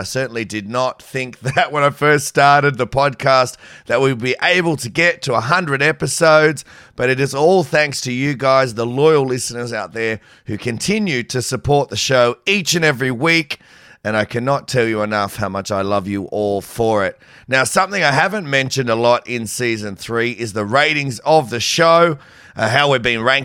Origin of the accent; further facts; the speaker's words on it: New South Wales, Australia; moved away; also born or lived in Brisbane; I was from New South Wales